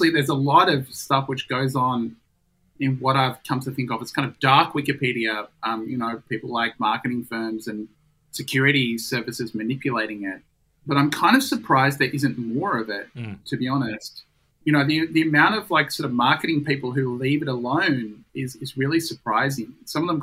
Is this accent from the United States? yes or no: no; Australia; as an Australian